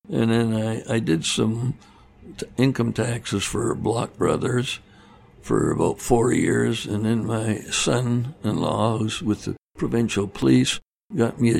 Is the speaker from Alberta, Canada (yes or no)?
no; Vancouver, British Columbia, Canada; moved away; Yeah, I grew up in Vancouver